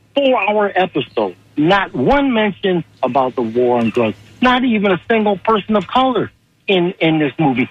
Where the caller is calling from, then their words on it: Tampa, Florida, United States; I'm calling from the Tampa.